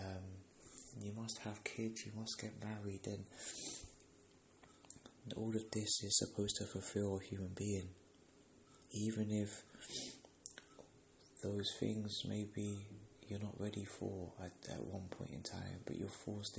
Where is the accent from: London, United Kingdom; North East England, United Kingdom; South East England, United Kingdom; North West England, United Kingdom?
London, United Kingdom; I'm from England, I'm from London, and yeah, there's a lot of opportunities for us people that live here